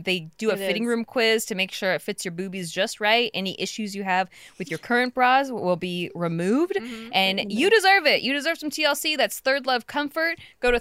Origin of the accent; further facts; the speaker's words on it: Los Angeles, California, United States; I wanted to move out of California because I was born and raised here